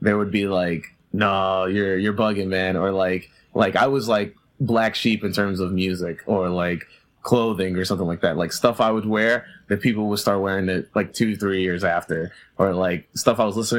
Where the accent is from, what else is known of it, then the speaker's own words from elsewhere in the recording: New York City, New York, United States; I've always grew up in Queens